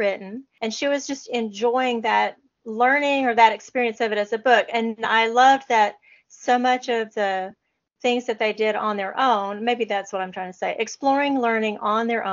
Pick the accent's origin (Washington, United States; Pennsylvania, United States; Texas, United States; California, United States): Texas, United States; being a Texan